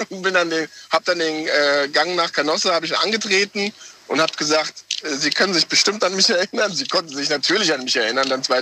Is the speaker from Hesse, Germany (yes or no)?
yes; Wiesbaden, Hesse, Germany; Äh, Wiesbaden. Wiesbaden.